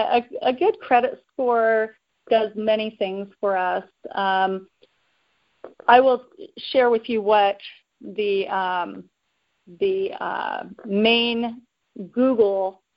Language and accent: English; Oakland, California, United States; share that I'm a local born California resident, have lived here in California all my life. I'm born and raised in Oakland, California, the East Bay in San Francisco.